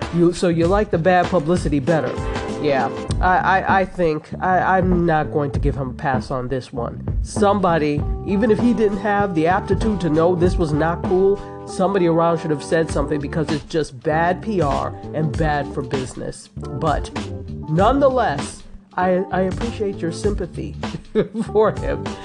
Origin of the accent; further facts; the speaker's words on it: Nigeria; I'm unapologetically Nigerian